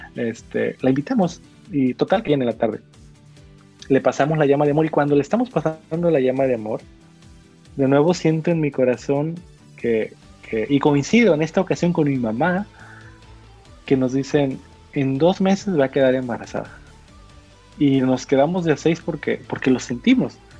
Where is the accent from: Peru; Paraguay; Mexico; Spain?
Mexico